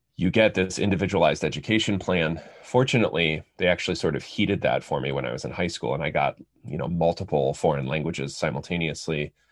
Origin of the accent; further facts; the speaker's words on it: United States; first language English; I'm a native English speaker, as the vast majority of American children are